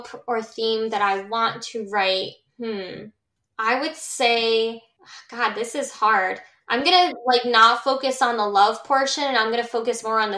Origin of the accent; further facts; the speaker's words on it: Milford, Connecticut, United States; I was born in Milford, Connecticut, and that's home to me